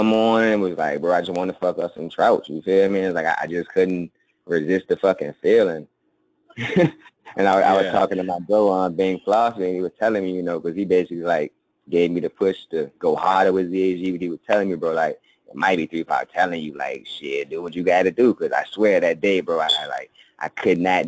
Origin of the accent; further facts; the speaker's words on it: Richmond, Virginia, United States; I'm in my hometown, Churchill, Richmond, Virginia